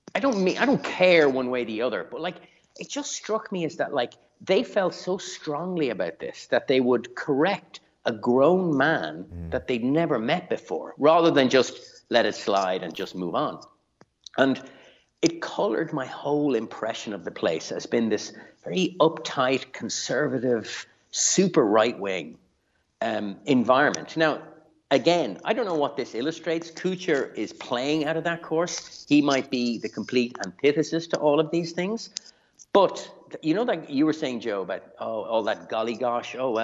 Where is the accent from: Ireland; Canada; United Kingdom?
Ireland; me being Irish